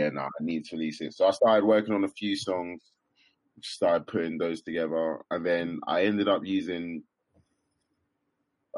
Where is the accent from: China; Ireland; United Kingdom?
United Kingdom; Kent, South East England; moved away as an adult; now in London, United Kingdom; I'm originally from Kent, but right now I'm living in London.